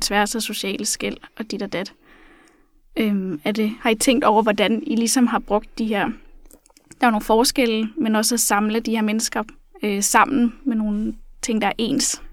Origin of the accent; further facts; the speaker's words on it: Funen, Southern Denmark, Denmark; nu er jeg selv fra Fyn